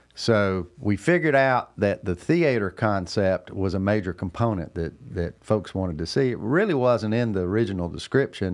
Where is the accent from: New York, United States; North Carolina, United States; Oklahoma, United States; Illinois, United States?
North Carolina, United States; Cornelius; here in my hometown, Cornelius, North Carolina